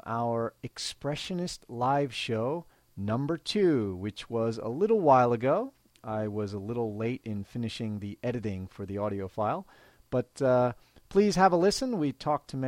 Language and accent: English; Philadelphia, Pennsylvania, United States; moved away as an adult; now in Matsumoto, Japan; I am originally from Philadelphia, Pennsylvania in the United States